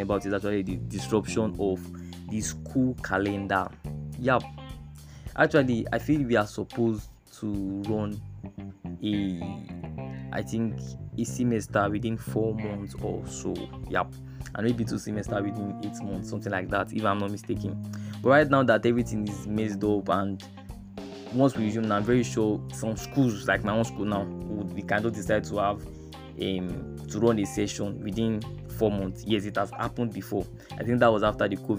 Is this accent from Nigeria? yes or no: yes; Nigeria; as Nigerian youth